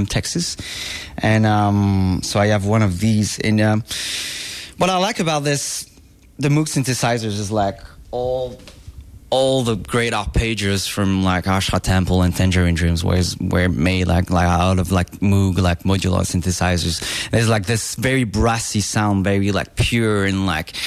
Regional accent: Provence-Alpes-Côte d'Azur, France; born or raised there; moved away as an adult; now in Los Angeles, United States

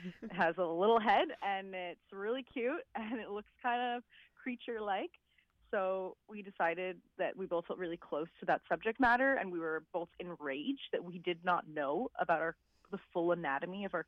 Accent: Montreal, Quebec, Canada; I'm from Montreal

